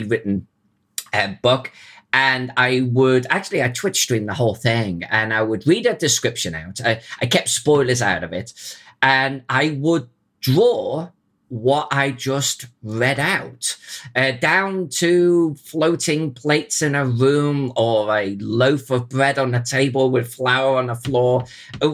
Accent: Chester, North West England, United Kingdom; my hometown of Chester

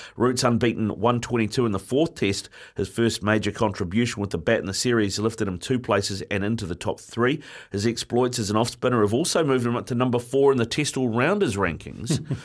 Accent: Auckland, New Zealand; born and bred in Auckland

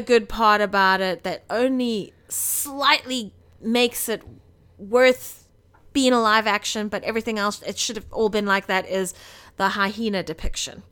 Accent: South Africa; we're South African

